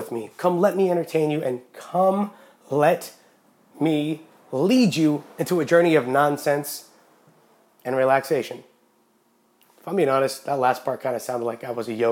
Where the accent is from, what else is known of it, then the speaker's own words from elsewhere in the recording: Yreka, California, United States; also born or lived in Los Angeles, California; Moved to a very, very quiet country community called Yreka, California